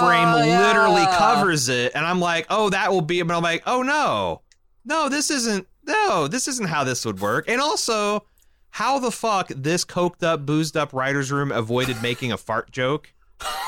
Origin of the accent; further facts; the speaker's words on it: Midwest, United States; I grew up in the Midwest